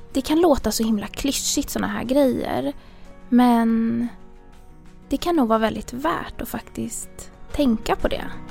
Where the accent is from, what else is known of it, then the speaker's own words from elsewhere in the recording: Stockholm, Stockholm County, Sweden; jag är uppväxt i, i Stockholm, ganska centralt